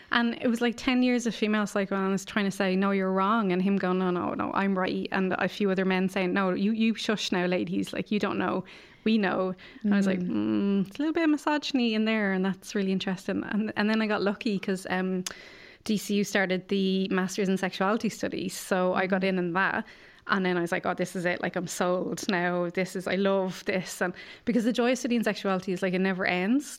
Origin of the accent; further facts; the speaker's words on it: Ireland; growing up in Ireland